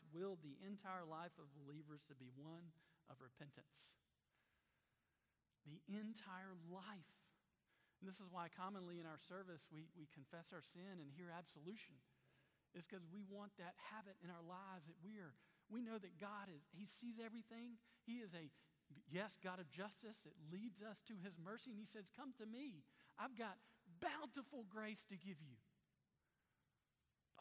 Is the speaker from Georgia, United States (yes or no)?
no; Black, Alabama, United States; my hometown of Black